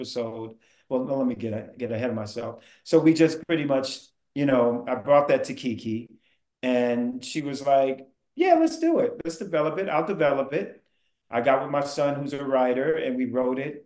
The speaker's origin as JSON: {"language": "English", "area": "the Bay Area", "region": "California", "country": "United States", "said": "I am from the Bay"}